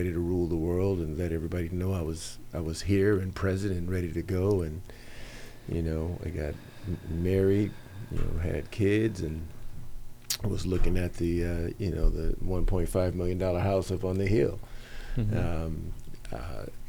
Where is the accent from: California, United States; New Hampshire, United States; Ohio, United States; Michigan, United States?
California, United States; Los Angeles; I grew up in San Fernando Valley in the northeast end, a city called Pacoima